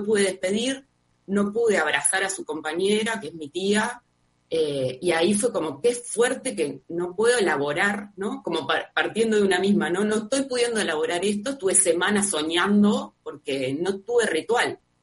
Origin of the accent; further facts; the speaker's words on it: Uruguay; acá en Uruguay